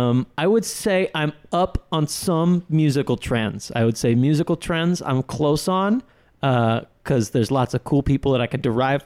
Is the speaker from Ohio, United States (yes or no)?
no; Madison, Wisconsin, United States; I'm from Madison, Wisconsin.